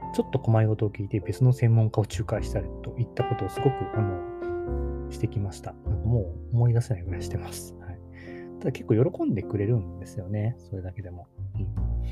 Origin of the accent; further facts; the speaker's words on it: Takamatsu, Kagawa, Japan; 高松式田町って僕の地元